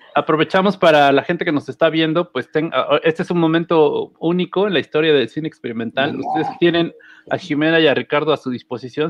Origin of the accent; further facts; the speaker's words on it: Tepoztlán, Morelos, Mexico; soy del pueblo y que vivo en la zona más este, bonita y hermosa de Tepoztlán